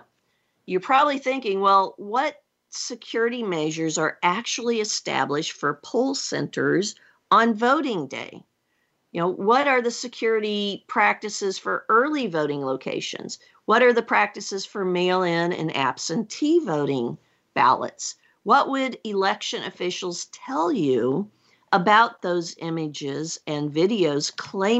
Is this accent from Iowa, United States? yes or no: yes; Iowa, United States; my home state of Iowa. So here in Iowa